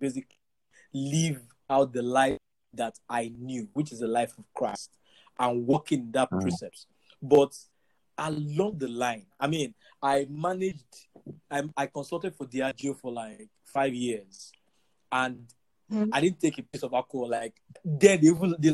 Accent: Ife, Osun, Nigeria; growing up in Four Square Gospel Church in Ife

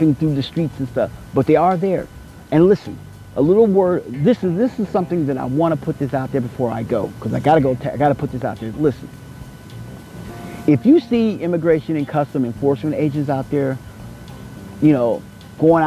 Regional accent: Kansas City, United States; now in Desert Hot Springs, United States; I come from the heartland, the city of Fountain, Kansas City

